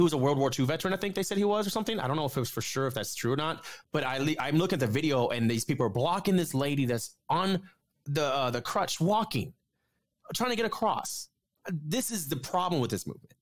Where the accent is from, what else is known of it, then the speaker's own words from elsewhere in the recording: Atlanta, Georgia, United States; In my hometown, I, I literally I live in Atlanta